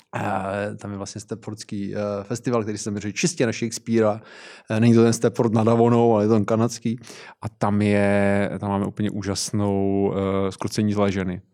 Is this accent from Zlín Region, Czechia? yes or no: yes; near Zlín, Zlín Region, Czechia; já pocházím kousek od Zlína, takže v Městském divadle ve Zlíně jsem byl na R U R